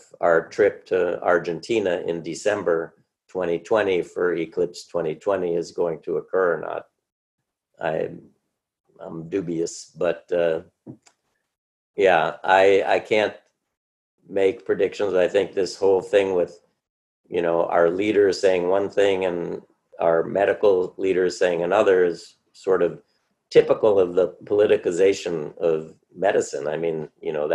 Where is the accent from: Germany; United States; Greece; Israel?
United States; Cleveland, Ohio; also born or lived in New York; I grew up in Cleveland